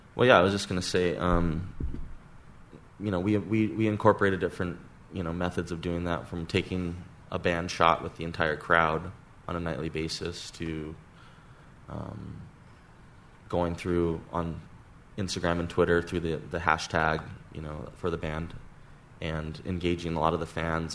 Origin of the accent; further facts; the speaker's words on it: Hawaii, United States; moved away as an adult; also born or lived in Santa Barbara, California; We're all friends from Hawaii that uh, grew up together and went to high school together